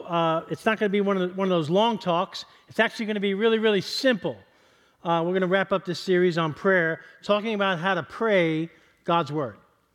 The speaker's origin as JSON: {"language": "English", "town": "East Harlem", "region": "New York", "country": "United States", "tie": "born or raised there", "said": "I want to dedicate tonight's service to a buddy of mine that I grew up with in East Harlem."}